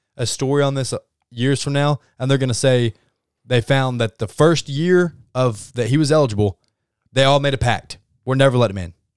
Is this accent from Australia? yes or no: no; Arkansas, United States; I'm from Arkansas.